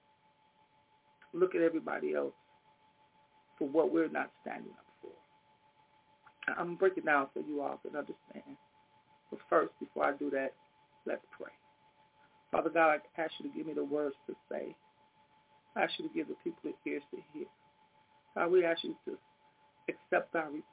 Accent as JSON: {"language": "English", "town": "Chicago", "region": "Illinois", "country": "United States", "tie": "born or raised there", "said": "We moved to the west side at an early age, I'll say kindergarten, first grade, around that time. Anyway, we was raised up on the west side."}